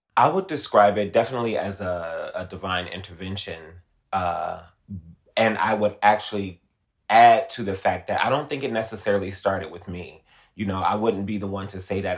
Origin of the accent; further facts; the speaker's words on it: Detroit, Michigan, United States; moved away as an adult; now in Los Angeles, United States; I'm originally from Detroit. I'm a Motor City baby